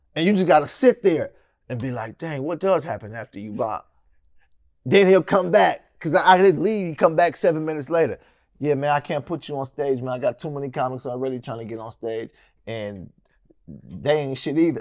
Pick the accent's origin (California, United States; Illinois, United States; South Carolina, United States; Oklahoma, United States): California, United States; Sacramento; also born or lived in San Francisco; I was born in San Francisco and moved out here in Sacramento when I was probably six, some, somewhere around six years old.